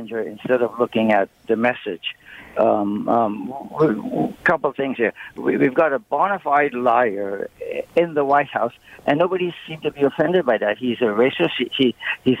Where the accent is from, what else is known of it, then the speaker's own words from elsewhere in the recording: United States; now in Canada; as an American